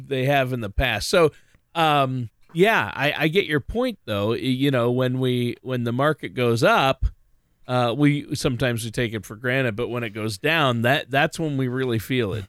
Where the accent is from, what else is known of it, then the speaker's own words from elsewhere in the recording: Minnesota, United States; my home state of Minnesota